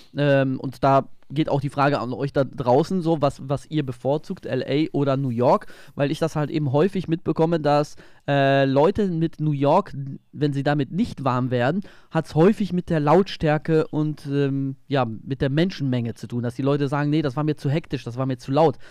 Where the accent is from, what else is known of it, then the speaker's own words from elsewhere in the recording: Germany; moved away; von meiner Heimat, äh, von der Ostsee